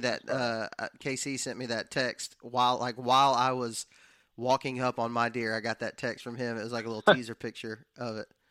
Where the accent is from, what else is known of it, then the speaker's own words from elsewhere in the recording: West Texas, United States; now in Alabama, United States; That's where I was born and raised at, and it was not even a thought that entered my mind growing up in West Texas.